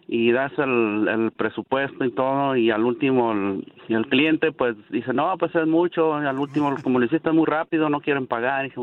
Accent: Zacatecas, Mexico; De Zacatecas.

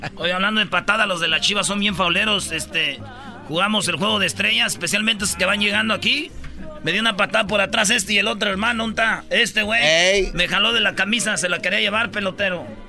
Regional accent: Michoacán, Mexico; Yo soy de Michoacán también, como ustedes

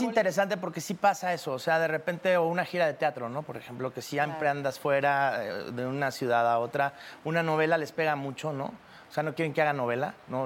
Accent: Cancún, Quintana Roo, Mexico; Yo crecí en Cancún

